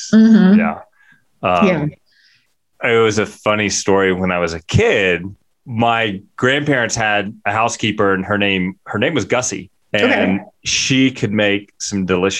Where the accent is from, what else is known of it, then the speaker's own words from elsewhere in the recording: United States; also born or lived in Mississippi; I'm from Louisiana and Mississippi